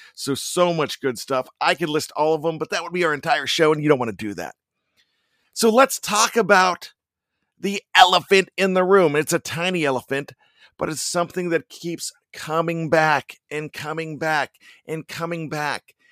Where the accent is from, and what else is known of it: Johnstown, Pennsylvania, United States; born or raised there